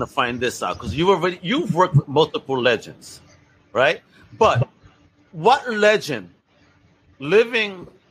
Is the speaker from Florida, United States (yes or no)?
no; New York, United States; we grew up in New York